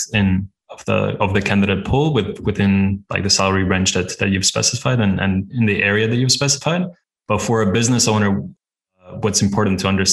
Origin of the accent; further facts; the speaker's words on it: Latvia; now in Budapest, Hungary; I'm based in Budapest, Hungary, but originally I'm from Latvia